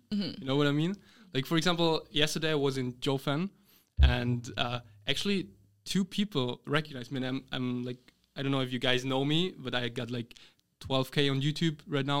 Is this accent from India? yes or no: no; Austria; English is a second language; moved away as an adult; now in Taiwan; Like I am from Austria.